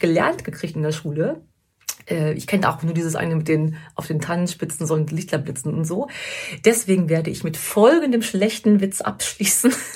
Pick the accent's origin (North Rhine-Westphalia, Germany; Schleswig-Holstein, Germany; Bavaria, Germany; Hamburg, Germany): North Rhine-Westphalia, Germany; Sauerland; im Sauerland, wo ich herkomme